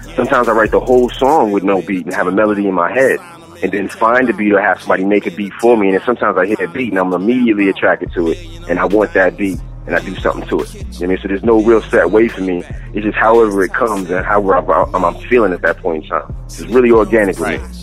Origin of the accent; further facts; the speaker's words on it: New York City, New York, United States; I'm originally from Queens, New York